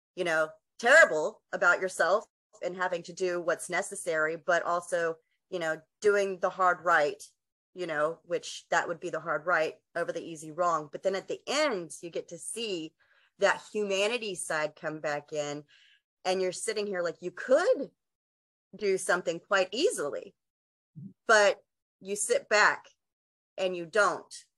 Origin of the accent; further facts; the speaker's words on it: West Texas, United States; I'm from Texas